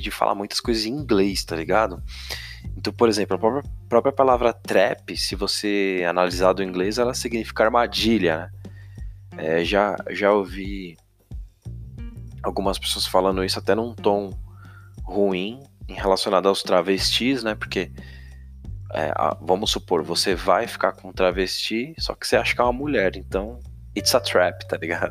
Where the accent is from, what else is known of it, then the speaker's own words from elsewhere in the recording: São Paulo, Brazil; eu sou de São Paulo